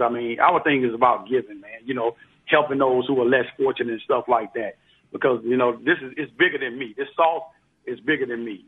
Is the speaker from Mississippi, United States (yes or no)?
yes; Biloxi, Mississippi, United States; moved away as an adult; I'm from Biloxi, Mississippi